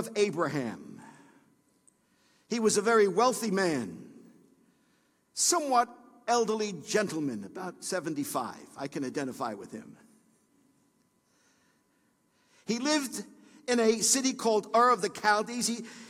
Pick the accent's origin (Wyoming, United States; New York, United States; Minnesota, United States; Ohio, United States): New York, United States; New York City; I was born and raised in Brooklyn